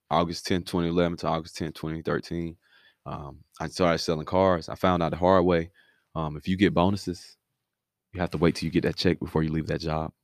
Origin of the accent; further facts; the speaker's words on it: Miami, Florida, United States; moved away; also born or lived in Five Points, Alabama; Originally from Miami, moved to Five Points, Alabama